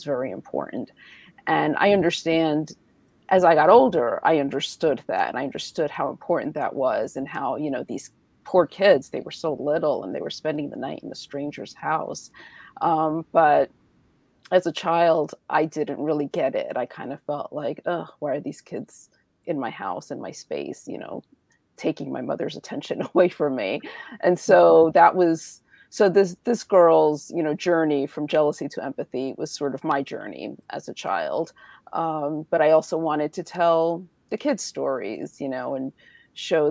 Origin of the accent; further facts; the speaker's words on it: New York City, New York, United States; I grew up in Washington Heights in New York City